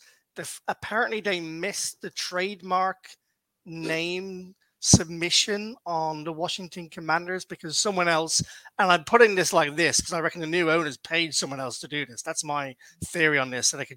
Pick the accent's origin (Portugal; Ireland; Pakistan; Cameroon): Ireland; now in Cambridgeshire, United Kingdom; I'm from Ireland, EROCK, but I live in the UK.